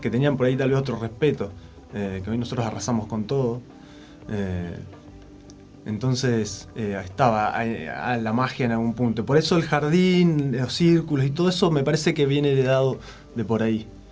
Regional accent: Alicurá, Neuquén, Argentina; de Alicurá, allá corría el río Limay

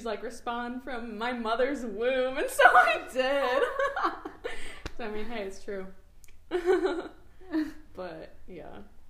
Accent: Wisconsin, United States; I'm from Wisconsin, right? I grew up there. My ethnicity, the correct term here, is like Palestinian, Middle Eastern, right?

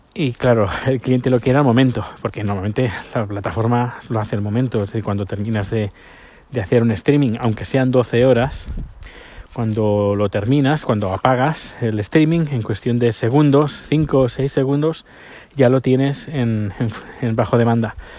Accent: province of Barcelona, Catalonia, Spain; now in Sweden; La provincia de Barcelona es donde yo nací

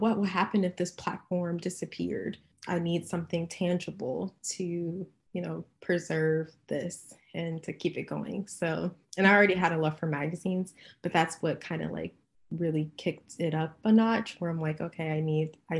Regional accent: Cincinnati, Ohio, United States; moved away as an adult; also born or lived in Chicago; now in California, United States; I was born and raised in Cincinnati, Ohio

